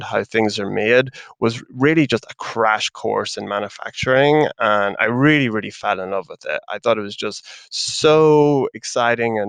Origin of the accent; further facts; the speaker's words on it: Ireland; accent: Irish; As you can kind of tell from the accent, I'm Irish